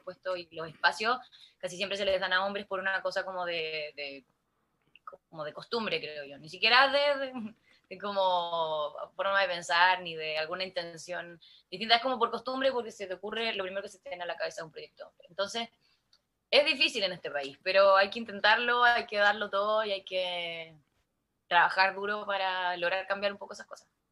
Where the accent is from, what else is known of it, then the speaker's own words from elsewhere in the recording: La Serena, Coquimbo, Chile; mi mamá me llevaba a cantar a, Telenorte, canal regional de acá de La Serena